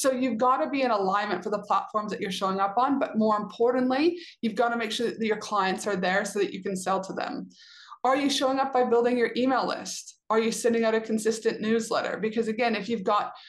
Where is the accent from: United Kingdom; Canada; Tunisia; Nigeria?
Canada; I'm a Canadian citizen